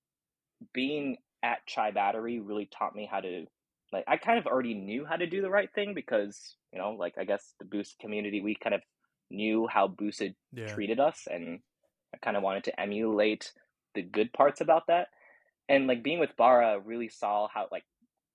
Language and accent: English; United States; I'm Chinese American